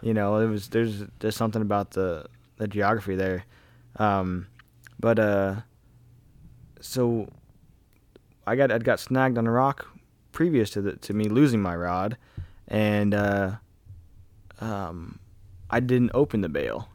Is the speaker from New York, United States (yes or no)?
no; Kansas, United States; growing up in Kansas